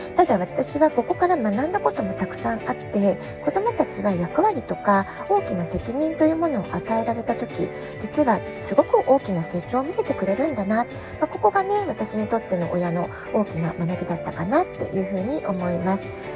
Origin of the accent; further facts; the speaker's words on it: Japan; moved away as an adult; now in San Diego, United States; 自分が日本で生まれ育って